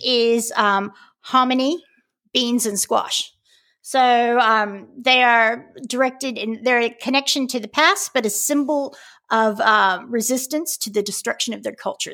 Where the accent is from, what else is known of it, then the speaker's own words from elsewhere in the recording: California, United States; now in Australia; we're from California